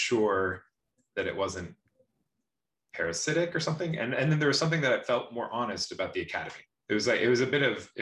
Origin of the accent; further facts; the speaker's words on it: Washington, United States; moved away as an adult; also born or lived in Michigan; I'm from Washington State